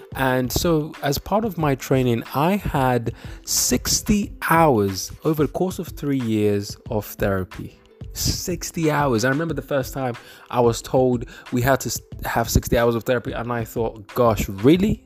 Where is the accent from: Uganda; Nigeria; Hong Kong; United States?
Nigeria; I'm Nigerian